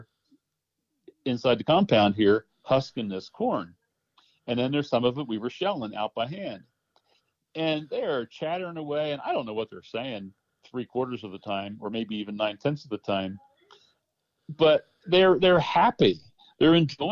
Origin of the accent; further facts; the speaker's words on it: United States; I'm an American farmer